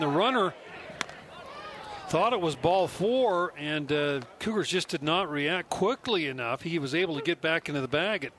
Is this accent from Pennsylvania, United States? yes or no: no; Paducah, Kentucky, United States; I was born in Paducah, Kentucky, which is across the river from Metropolis, okay. Illinois.